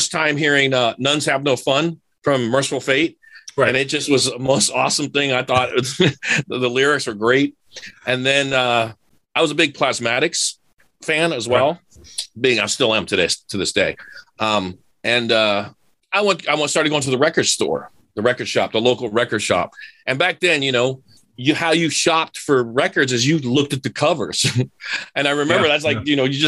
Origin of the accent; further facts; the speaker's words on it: Miami, Florida, United States; I'm a city kid growing up in Miami.